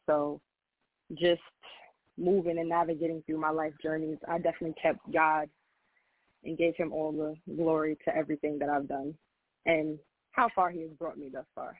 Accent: Long Island, New York, United States; Oh, I am from Long Island, New York.

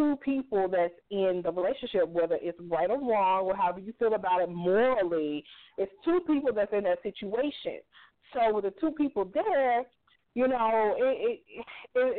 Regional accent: the South, United States; I'm from the South. That's how we was raised

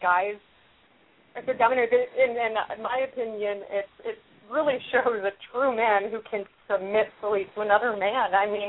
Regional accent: Detroit, Michigan, United States; I was born and raised in Detroit

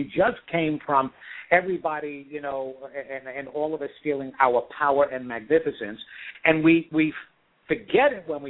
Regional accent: Long Island, New York, United States; I grew up in New York, Long Island, New York, and you would detect that really quick with my accent

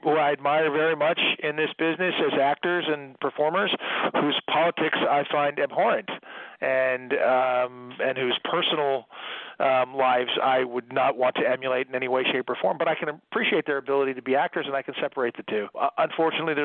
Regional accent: Malibu, California, United States; also born or lived in Detroit, Michigan; I'm a kid who was raised in Malibu, California.

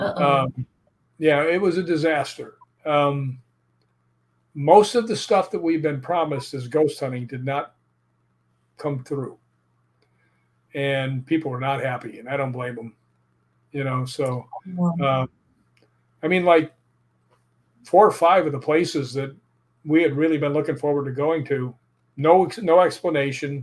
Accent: Chicago, Illinois, United States; moved away; also born or lived in Brentwood, Tennessee; I grew up in Chicago

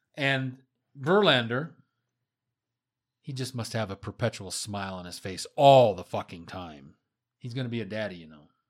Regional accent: Marshfield, Wisconsin, United States; as a kid growing up in the Midwest, Midwestern United States

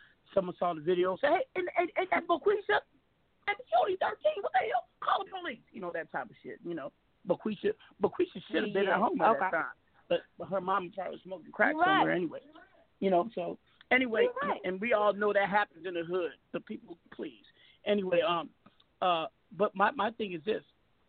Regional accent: Seattle, Washington, United States; I'm West Coast, I'm from Seattle

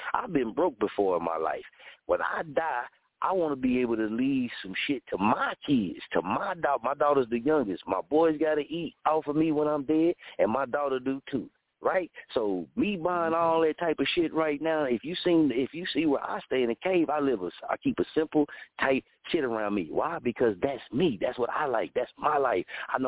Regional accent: Muskogee, Oklahoma, United States; moved away as an adult; also born or lived in Wichita, Kansas; my hometown of Muskogee

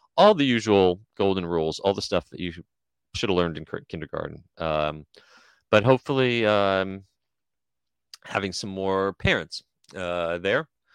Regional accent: New Jersey, United States; my day growing up in New Jersey

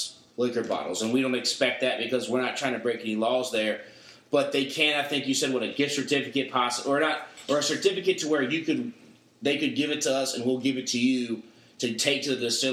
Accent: North Carolina, United States; we grew up in North Carolina education system

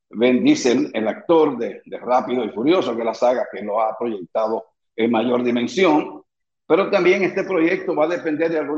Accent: Dominican Republic; por los gozones que somos los dominicanos.

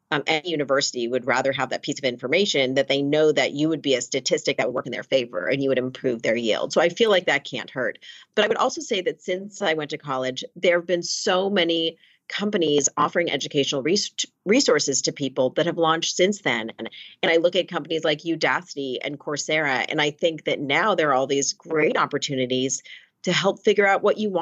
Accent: Los Angeles, California, United States; moved away as an adult; also born or lived in Princeton; I grew up in Los Angeles and I went to a high school out here

